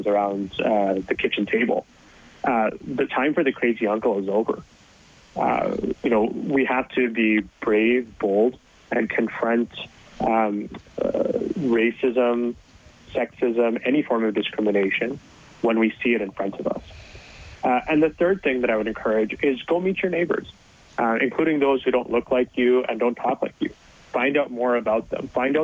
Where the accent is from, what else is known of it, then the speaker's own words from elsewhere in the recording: Edmonton, Alberta, Canada; born and raised in Edmonton